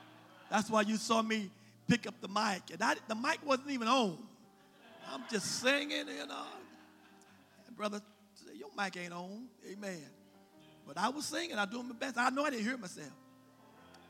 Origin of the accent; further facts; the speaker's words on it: West Virginia, United States; I'm from West Virginia